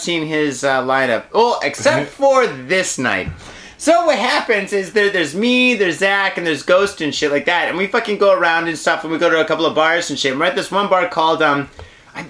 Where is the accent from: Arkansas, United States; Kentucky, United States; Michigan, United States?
Michigan, United States; now in Japan; I originally am from Michigan